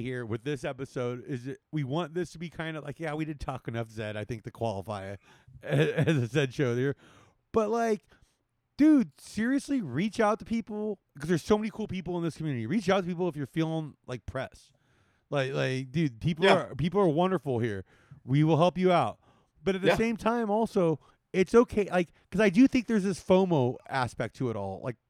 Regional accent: Maryland, United States; I'm from Maryland.

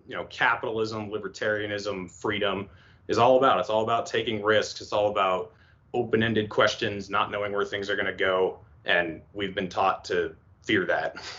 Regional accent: East Coast, United States; moved away as an adult; now in western United States; I'm from the East Coast

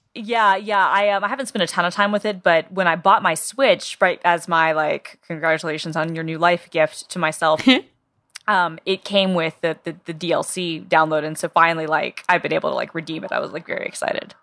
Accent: Atlanta, Georgia, United States; I'm from Atlanta, Georgia

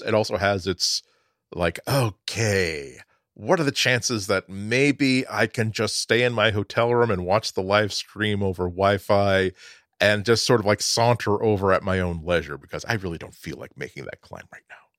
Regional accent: Boston, Massachusetts, United States; as a Bostonian

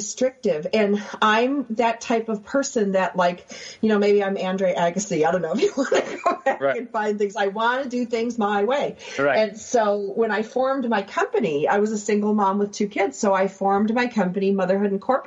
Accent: Buffalo, New York, United States; we grew up in Buffalo where we're playing hockey all the time

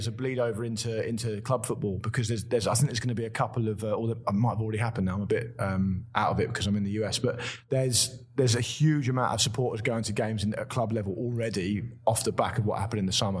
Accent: Portsmouth, South East England, United Kingdom; now in London, United Kingdom; I'm not a Londoner, I'm from Portsmouth originally. So I moved to London in 2004. But I was born and raised in Portsmouth.

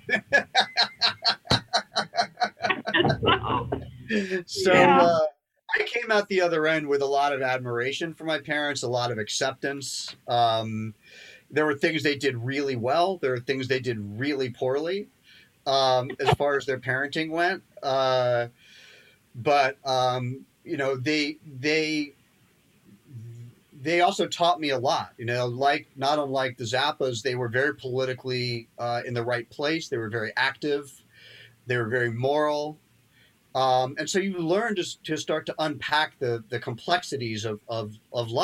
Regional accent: London, United Kingdom; moved away; I was born in London

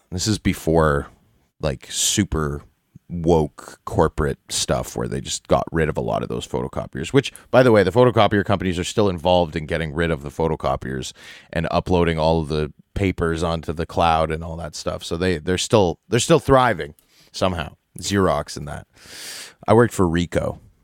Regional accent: Toronto, Ontario, Canada; I grew up downtown Toronto. I grew up in the Annex, Bloor and Bathurst

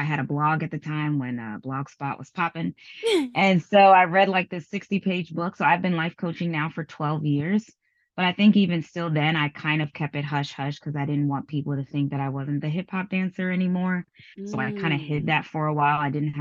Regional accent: New York City, New York, United States; moved away as an adult; now in Los Angeles, United States; A Bronx native

